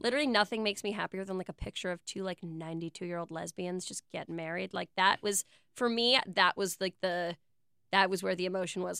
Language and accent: English; New York City, New York, United States; I was born in Soho in nineteen eighty-six.